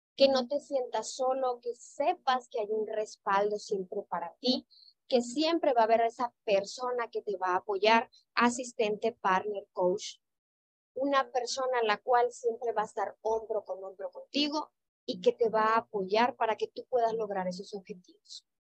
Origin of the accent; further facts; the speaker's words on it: Sinaloa, Mexico; now in Mérida, Mexico; yo soy originaria de Sinaloa, vengo por trabajo a la ciudad de Mérida